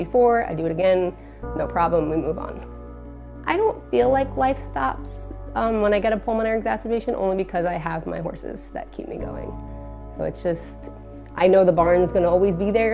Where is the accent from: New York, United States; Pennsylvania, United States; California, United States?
New York, United States; Hicksville; I grew up in Hicksville, New York on Long Island.